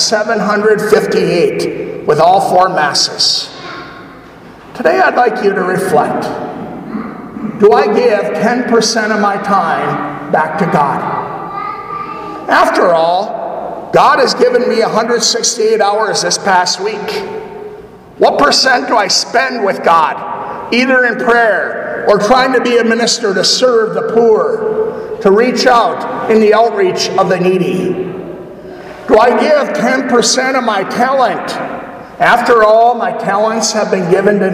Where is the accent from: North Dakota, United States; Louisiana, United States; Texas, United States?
North Dakota, United States; Rugby; moved away; my hometown where I grew up in Rugby.